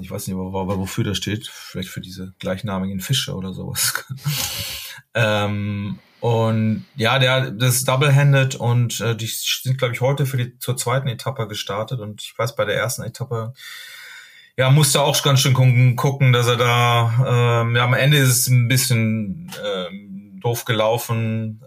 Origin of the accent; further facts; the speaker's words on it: Duisburg, North Rhine-Westphalia, Germany; now in Hamburg, Germany; wir kommen ja eigentlich aus, aus Duisburg